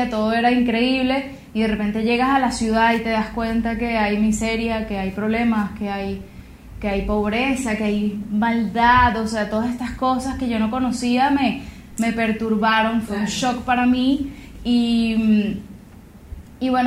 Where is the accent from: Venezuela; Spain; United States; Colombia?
Venezuela; El Paují, Bolívar; soy compositora, soy cantante venezolana y como, como decías tú, tuve la oportunidad de crecer en el Paujín, en la Gran Sabana